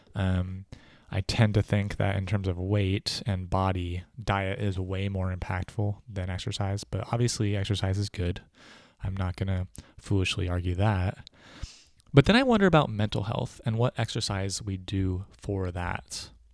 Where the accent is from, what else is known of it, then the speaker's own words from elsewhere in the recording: United States; as an American